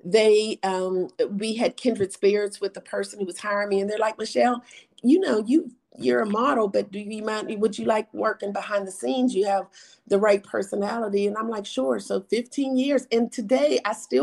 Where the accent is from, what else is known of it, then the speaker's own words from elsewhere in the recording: Pittsburgh, Pennsylvania, United States; moved away as an adult; now in Atlanta, United States; I was from Pittsburgh. So I was like the top black model in Pittsburgh